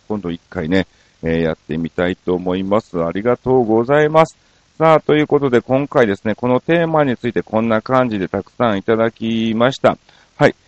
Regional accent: Osaka, Japan; moved away; せっかく大阪やからっていうことでですね、えー、実家の方にちょこっと

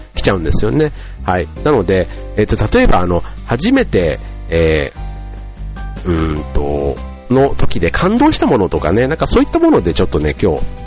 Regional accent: Osaka, Japan; 僕の場合は大阪に住んでいたんで

